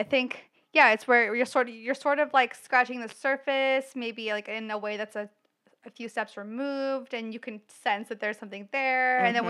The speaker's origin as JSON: {"language": "English", "region": "the South", "country": "United States", "tie": "born or raised there", "said": "growing up in the South and growing up so near to Atlanta"}